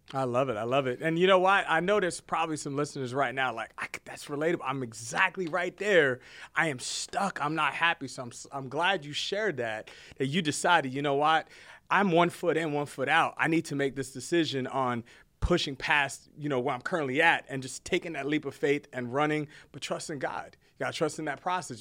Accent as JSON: {"language": "English", "region": "New Jersey", "country": "United States", "tie": "born or raised there", "moved": "as an adult", "lives_now": "Texas, United States", "said": "born and raised in Jersey, uh, moved to Texas, military"}